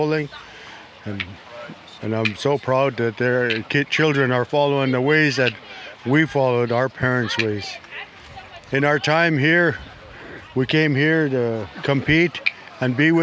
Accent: Shell Beach, British Columbia, Canada; from Shell Beach, one of the villages of the Chimenis people.

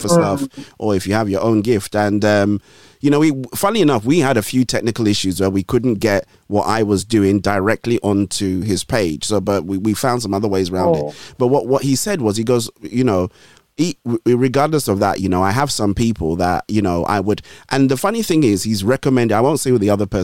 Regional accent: Lagos, Nigeria; also born or lived in Ondo State / northern Nigeria; I grew up in Lagos

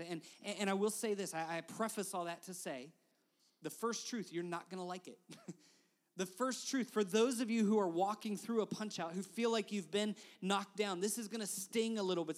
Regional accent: West Virginia, United States; I'm from West Virginia

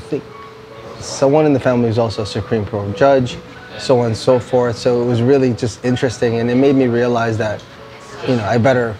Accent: Toronto, Ontario, Canada; moved away as an adult; also born or lived in Los Angeles, United States; now in Philippines; when they moved to Toronto and they moved us to Toronto

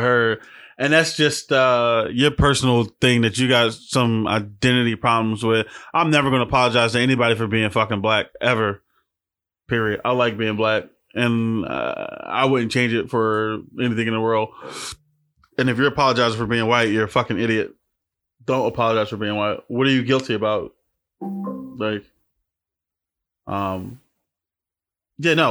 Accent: Philadelphia, Pennsylvania, United States; I'm from Philly. We got an accent

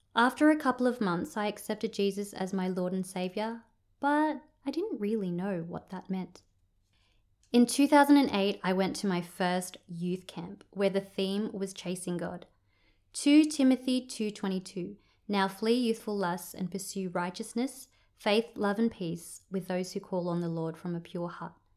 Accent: Sydney, New South Wales, Australia; moved away as an adult; now in Orange, Australia; I grew up in Sydney and I moved here to be with my family

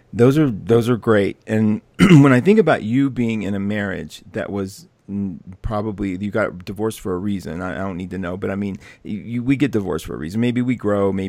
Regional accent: West Virginia, United States; I'm from West Virginia

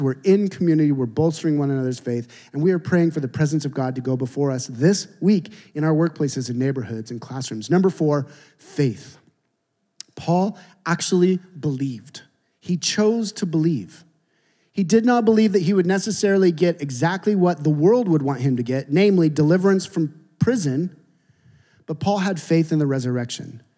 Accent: Seattle, Washington, United States; I'm from Seattle

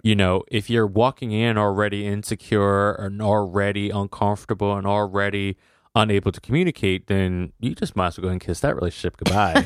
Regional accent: United States; As an American

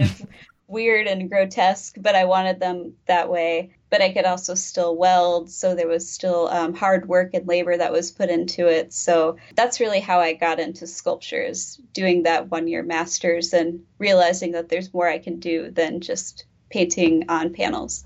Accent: East Peoria, Illinois, United States; also born or lived in Carbondale, Illinois; I'm from East Peoria, Illinois originally, and then I kind of moved around for undergrad and grad school then just came back

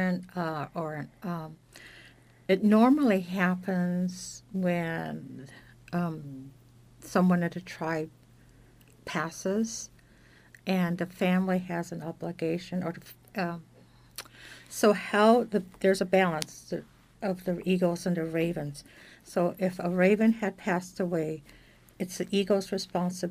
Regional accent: Petersburg, Alaska, United States; I was born and raised here in Petersburg, so I've been here forever

